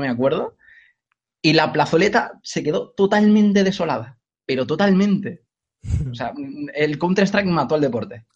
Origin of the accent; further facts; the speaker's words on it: Cornellà de Llobregat, Catalonia, Spain; yo soy de Cornellá de Llobregat, de Cataluña